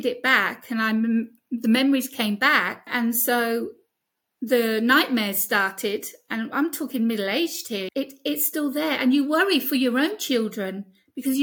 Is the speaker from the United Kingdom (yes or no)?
yes; United Kingdom; accent: British; now in Greece; my British accent